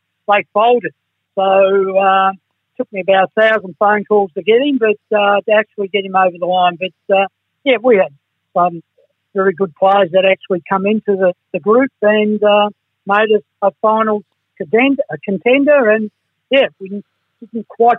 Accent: Fitzroy, Victoria, Australia; It was a challenge, but I come from Fitzroy, Kevin.

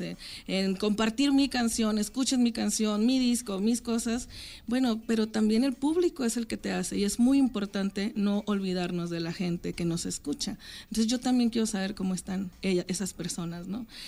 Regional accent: Francisco I. Madero, Coahuila, Mexico; moved away; yo soy de Francisco y Madero, en Coahuila

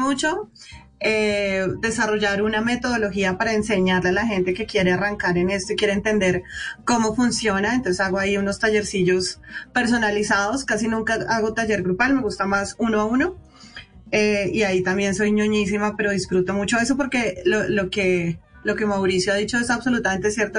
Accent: Bogotá, Colombia; a los rolos nos hacen bullying en todas partes

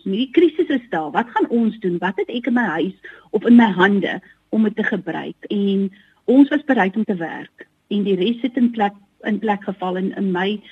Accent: Merweville, Western Cape, South Africa; Want ons kom van Merwewil. Dis 'n klein dorpie

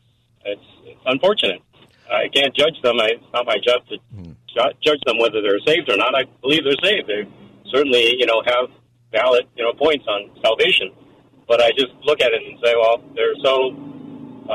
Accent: Taiwan; moved away; I'm Chinese, or I'm from Taiwan

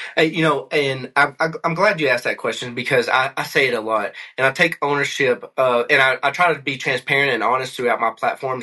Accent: McCreary County, Kentucky, United States; moved away as an adult; also born or lived in Hawaii / Tennessee / Missouri; now in Colorado, United States; I grew up in McCory County, Kentucky

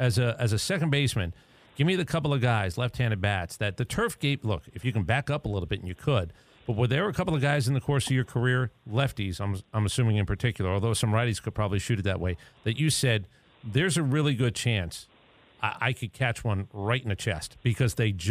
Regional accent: New York City, New York, United States; I grew up in Staten Island, New York.

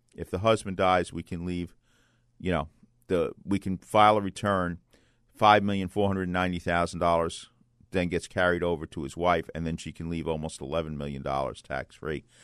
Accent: New York City, New York, United States; when I was a boy growing up in Bay Ridge, Brooklyn

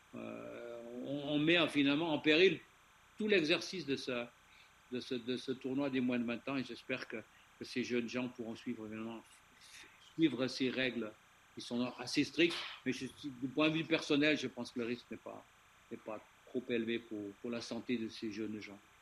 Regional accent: Switzerland; chez nous en Suisse

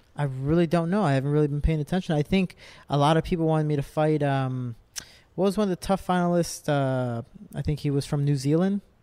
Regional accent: Cicero, Illinois, United States; I'm a kid from Cicero.

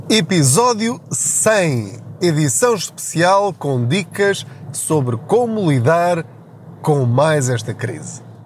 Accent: Portugal; a nossa mentalidade enquanto portugueses

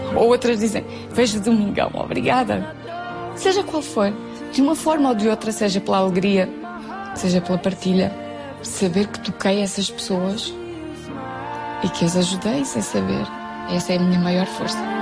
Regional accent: Viana do Castelo, Norte, Portugal; moved away; Tenho mesmo saudades de Viana minha terra

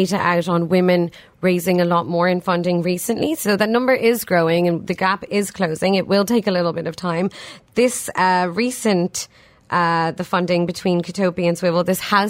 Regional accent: Dublin, Leinster, Ireland; moved away as an adult; also born or lived in Pakistan; now in United Arab Emirates; I grew up in Ireland

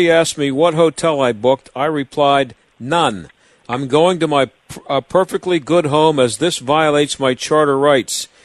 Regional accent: Canada; I'm a frontline worker, I'm a Canadian citizen, and above all, I'm a human being

